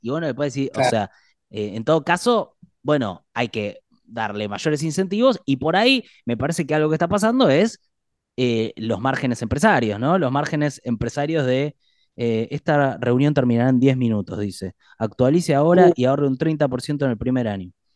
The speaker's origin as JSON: {"language": "Spanish", "country": "Argentina", "said": "los argentinos"}